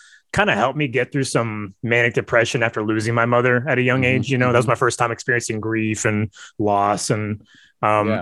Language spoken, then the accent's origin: English; East Bay, California, United States; So I live in the San Francisco Bay Area. I grew up in the East Bay.